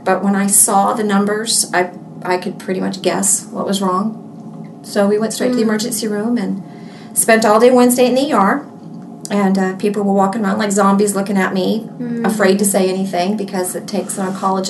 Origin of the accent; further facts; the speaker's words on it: Alabama, United States; moved away as an adult; also born or lived in Mississippi; now in Houston, United States; I was born in Mississippi, but I didn't live there long. Okay. I'm from Alabama and have lived in Texas, the Houston area, for 20 years.